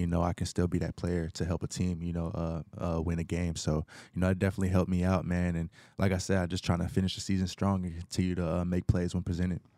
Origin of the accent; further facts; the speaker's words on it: Knoxville, Tennessee, United States; moved away as an adult; also born or lived in Atlanta, Georgia; now in Houston, United States; I'm from Knoxville, Tennessee.